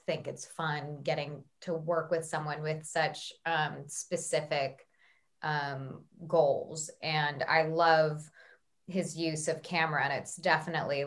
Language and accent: English; United States; accent: American; my American accent